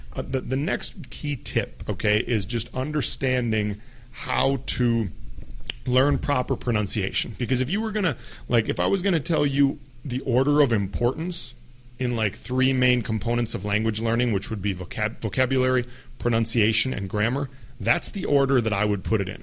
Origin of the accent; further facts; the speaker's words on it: United States; first language English; I'm an American. I grew up only speaking English